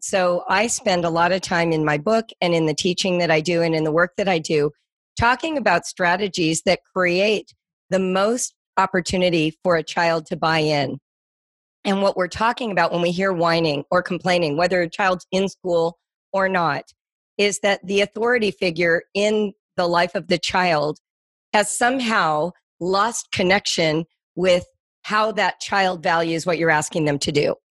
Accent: Las Virgenes School District, Malibu Canyon, California, United States; I grew up in the Las Virgenes School District, which is out in Malibu Canyon

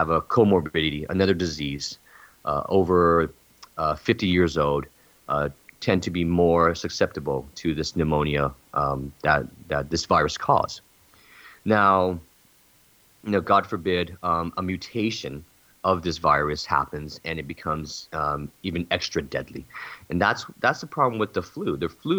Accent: California, United States; I'm from California.

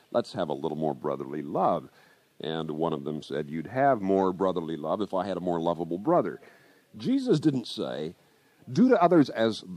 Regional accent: Kansas, United States; my home state of Kansas

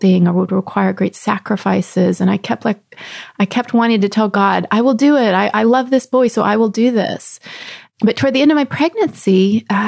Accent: Texas, United States; also born or lived in Rapid City, South Dakota; I grew up in Texas

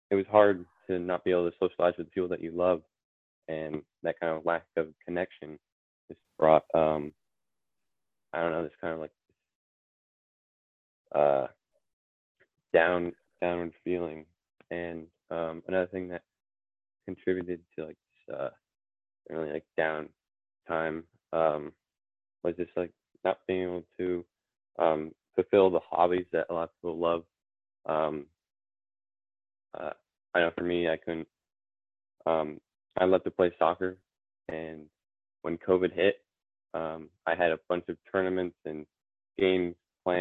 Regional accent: Vermont, United States; I'm from Vermont, United States.

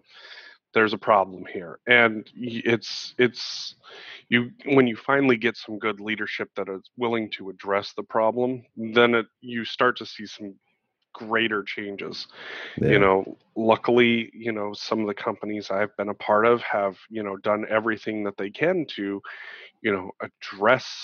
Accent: Montana, United States; growing up in Montana, you know, one of the whitest states in the country

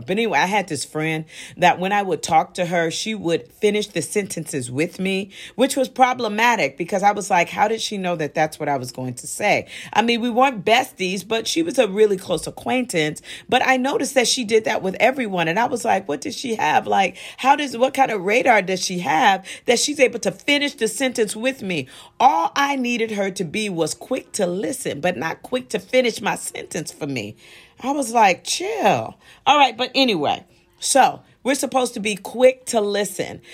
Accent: Midwest, United States; also born or lived in New York; I was born in New York, but I was raised in the Midwest

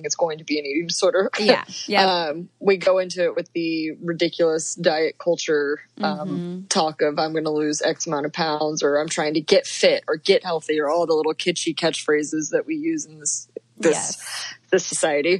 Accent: Dallas, Texas, United States; now in Colorado, United States; I grew up in Dallas, Texas

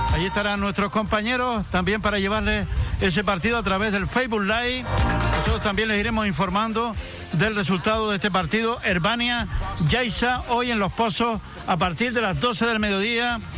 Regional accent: Antigua, Canary Islands, Spain; Aquí estamos en Antigua, en mi pueblo, en mi casa

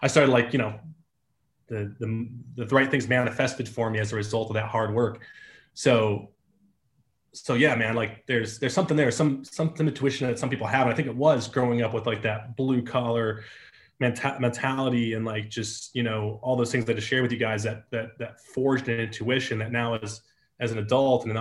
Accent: Detroit, Michigan, United States; moved away as an adult; I grew up in Metro Detroit

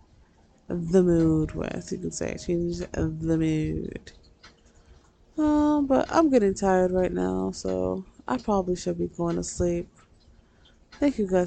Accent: New York, United States; I'm from New York

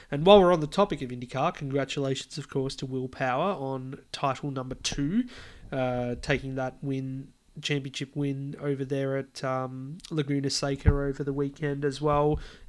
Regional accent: Australia; it's delightful as an Aussie

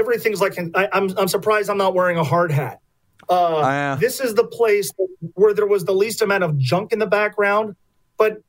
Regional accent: Northern Kentucky, United States; also born or lived in New Jersey; now in Cincinnati, United States; I was born in Northern Kentucky, right across the river here. And then when I was a kid, we moved to New Jersey for a while, and then we moved back

